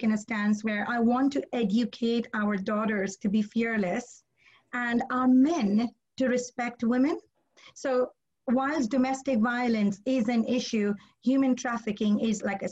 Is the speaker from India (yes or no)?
yes; India; I'm Indian